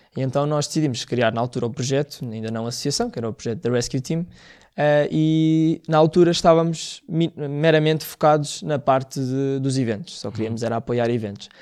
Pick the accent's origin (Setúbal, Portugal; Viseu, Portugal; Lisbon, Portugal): Viseu, Portugal; Mões; moved away; foi na minha terra